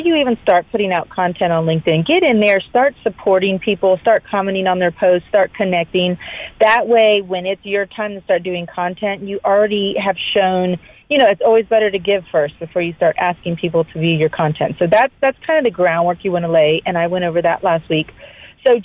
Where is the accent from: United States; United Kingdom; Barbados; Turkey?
United States; Florida; moved away as an adult; now in Georgia, United States; growing up in Florida and living there my whole life